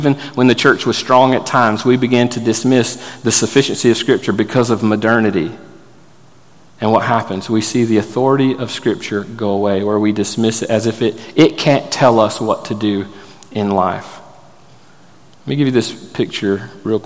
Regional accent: Florida, United States; I grew up in Florida

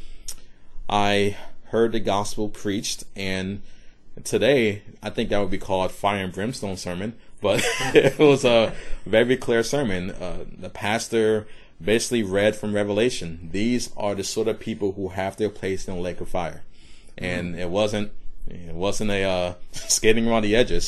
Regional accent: Decatur, Georgia, United States; also born or lived in Brooklyn, New York; now in Charleston, United States; I was born in Brooklyn, New York, so in the middle of New York City. So this was mid-80s. And my family moved to a suburb of Atlanta, Georgia

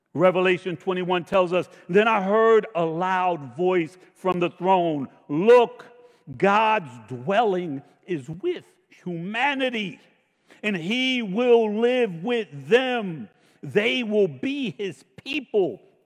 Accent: United States; I was born in America

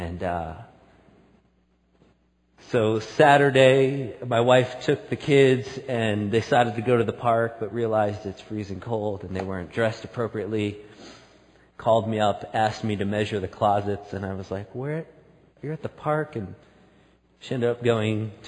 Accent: outside of New York City, United States; now in Salt Lake City, United States; I grew up outside of New York City.

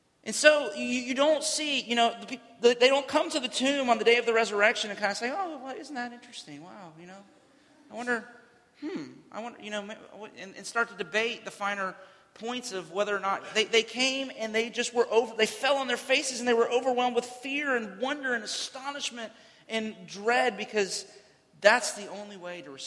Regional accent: Central Florida, United States; I grew up in Central Florida

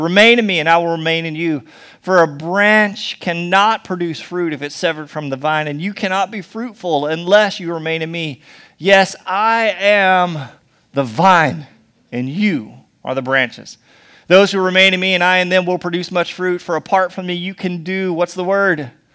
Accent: United States; we're so American

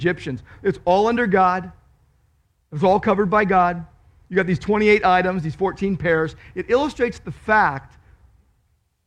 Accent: Downey, California, United States; I grew up in Downey

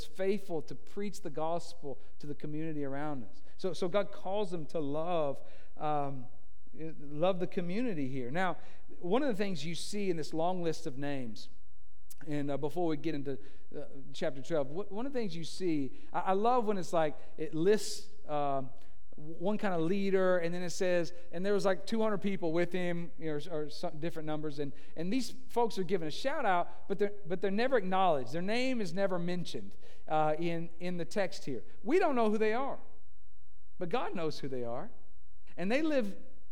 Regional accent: Tennessee, United States; moved away; we're from Tennessee

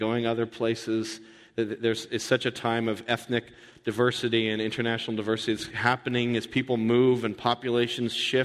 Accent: United States; as an American

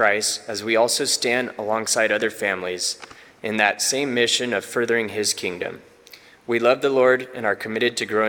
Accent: Visalia, California, United States; I grew up in the First CRC Church in Visalia.

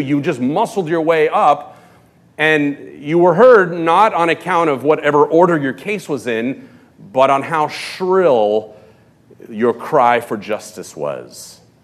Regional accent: Los Angeles, California, United States; moved away; also born or lived in West County; I grew up in Hollywood, in Los Angeles

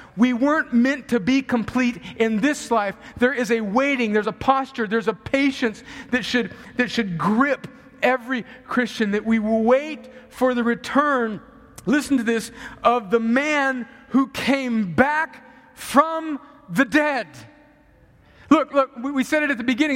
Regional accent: United States; moved away; I grew up on the Mexican border

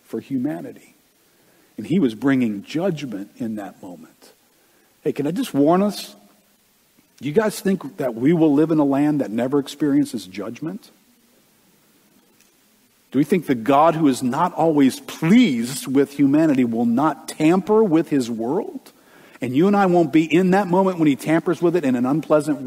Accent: United States; us as Americans

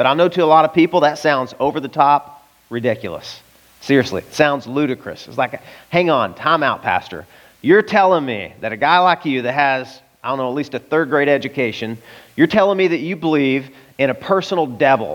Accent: the Bible Belt, United States; I grew up in the Bible Belt

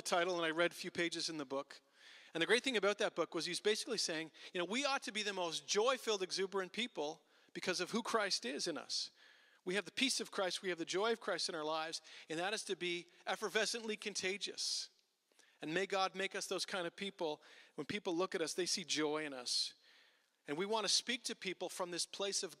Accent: Ottawa, Ontario, Canada; I grew up in Ottawa, and there was churches all around, and I was in high school

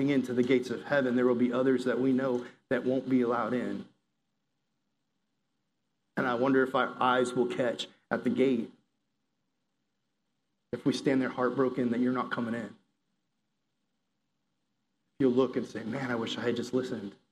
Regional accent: the South, United States; I grew up in the South, you know, I'm a Southerner, I'm a conservative

